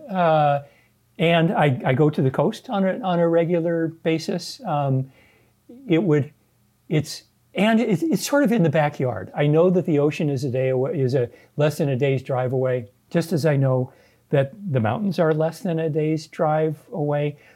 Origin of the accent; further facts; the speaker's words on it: Southern California, United States; moved away as an adult; now in Sacramento, United States; I am a California native. Uh, my father was born here. My mom came here from Minnesota when she was three. I grew up in Southern California